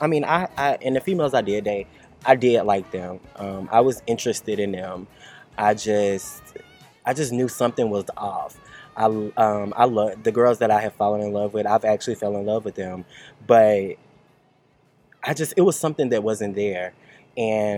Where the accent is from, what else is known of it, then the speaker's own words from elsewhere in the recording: Cartersville, Georgia, United States; my hometown, Cartersville